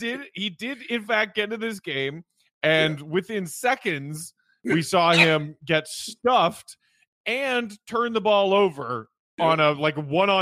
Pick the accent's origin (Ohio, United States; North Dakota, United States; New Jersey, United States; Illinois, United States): Illinois, United States; my old area code, my hometown area code, the 630.